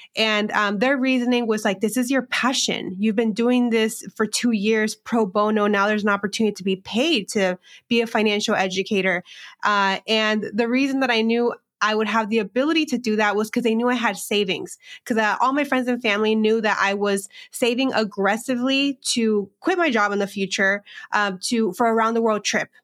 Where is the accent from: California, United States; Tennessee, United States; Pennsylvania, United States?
California, United States; Southern; moved away as an adult; also born or lived in Phoenix; now in Chicago, United States; I grew up in a small agricultural border town in California, in Southern California